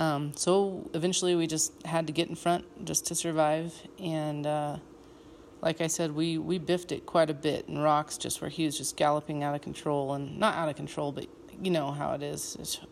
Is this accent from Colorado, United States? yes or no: yes; Colorado, United States; We're from Colorado. We live at over 7,000 feet and train up to 9,000 feet and above, actually, but we do not have heat.